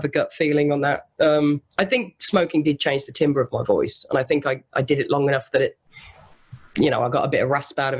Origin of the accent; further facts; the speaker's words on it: Solihull, West Midlands, United Kingdom; moved away as an adult; now in Los Angeles, United States; I'm white and from Solihull.